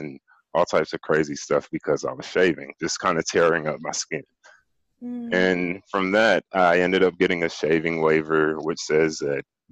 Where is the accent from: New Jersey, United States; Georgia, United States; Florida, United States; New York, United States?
Georgia, United States; Atlanta; was born and raised in Atlanta, Georgia, in the United States